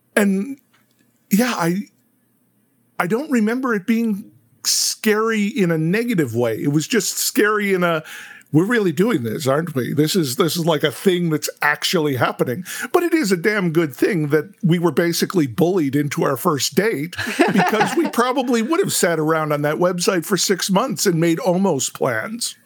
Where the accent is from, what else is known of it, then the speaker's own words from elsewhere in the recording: Chicago, Illinois, United States; we're from Chicago